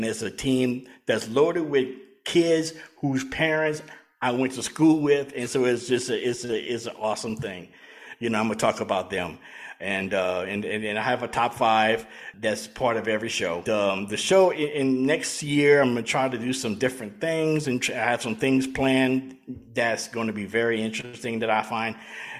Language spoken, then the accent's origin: English; New Iberia, Louisiana, United States; my hometown of New Iberia, Louisiana